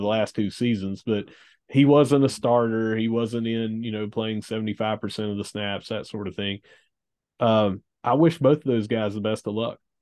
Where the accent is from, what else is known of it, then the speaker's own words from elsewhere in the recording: Gilbert, West Virginia, United States; I'm from Gilbert